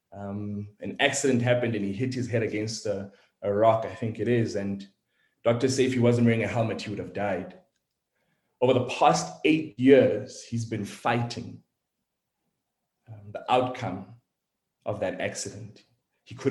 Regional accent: South Africa; I'm South African, born and raised

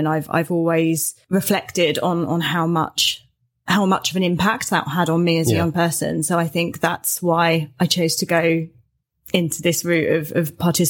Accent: Clacton-on-Sea, East of England, United Kingdom; I grew up in Clacton-on-Sea. So I'm not a Suffolk born and bred, I'm afraid. I've snuck across the border. But yeah, I grew up in Clacton

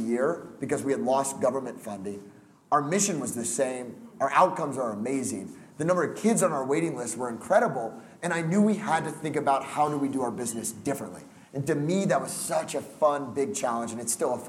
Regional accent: Houston, Texas, United States; also born or lived in Colorado; Not a native Houstonian because I was born in Colorado, but pretty much grew up here

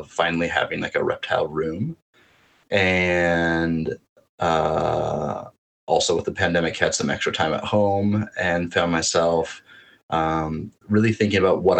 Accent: North Dakota, United States; I grew up in North Dakota, but spent a lot of my summers in Minnesota at my aunt's lake cabin

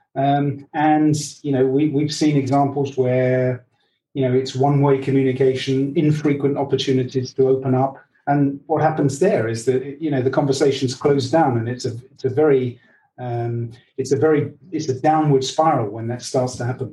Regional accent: England, United Kingdom; I I'm English and half Dutch.

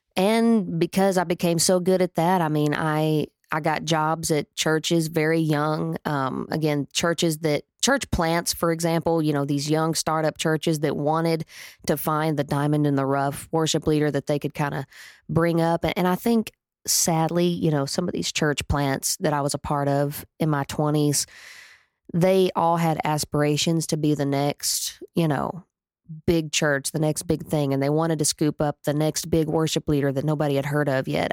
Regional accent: Atoka, Oklahoma, United States; I was born in Atoka, Oklahoma

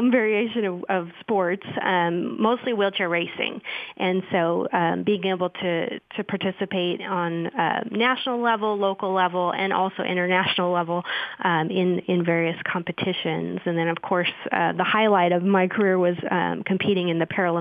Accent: Seattle, Washington, United States; moved away as an adult; also born or lived in Tucson, Arizona; now in Beaumont, United States; I'm from Seattle, Washington. I was born and raised there.

